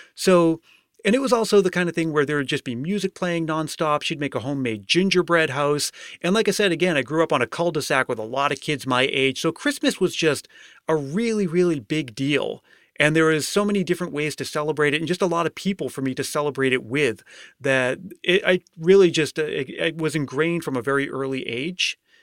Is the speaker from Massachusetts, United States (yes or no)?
yes; Massachusetts, United States; moved away as an adult; now in California, United States; I've been living in California for the last five years, but I grew up in Massachusetts